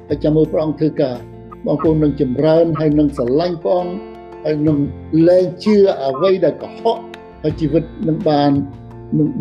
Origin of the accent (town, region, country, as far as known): Cambodia